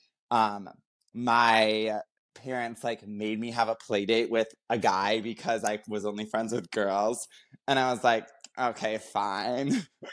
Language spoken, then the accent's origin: English; Minnesota, United States; now in Los Angeles, United States; I grew up in Minnesota.